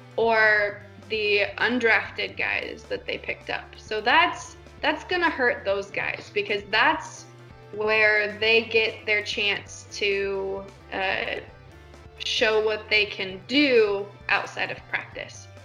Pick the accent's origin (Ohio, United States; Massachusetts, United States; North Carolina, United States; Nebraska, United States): Nebraska, United States; I grew up in Nebraska, which hmm. is in the middle of the U.S.